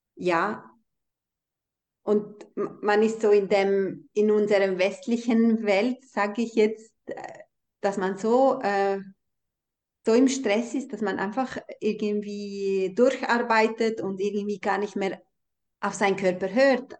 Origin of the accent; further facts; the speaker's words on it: Kosovo; moved away; ich bin ja in Kosovo aufgewachsen oder in dieser albanischen Kultur